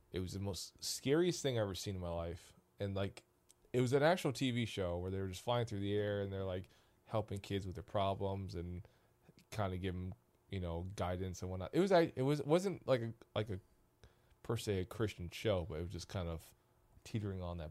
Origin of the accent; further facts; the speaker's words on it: Missouri, United States; now in Columbus, United States; I grew up with him in Missouri